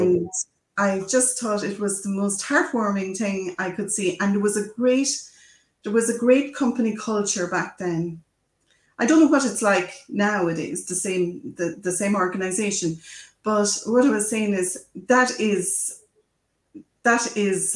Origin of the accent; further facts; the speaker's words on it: Ireland; I'm an Irish person, so we love telling stories